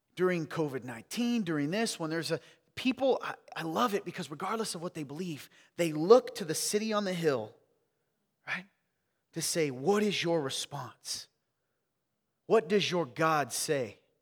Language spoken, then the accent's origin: English; the South, United States; I'm from the South